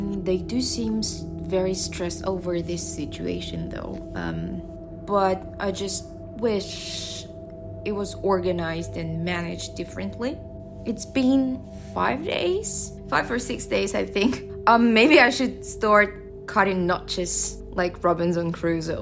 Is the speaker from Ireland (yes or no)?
no; Russia; moved away as an adult; now in Shanghai, China; I'm from Russia.